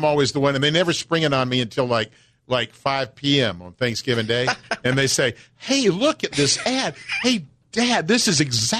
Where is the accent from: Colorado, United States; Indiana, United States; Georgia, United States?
Georgia, United States; Atlanta; I'm from Atlanta, so I'm a huge Falcons fan.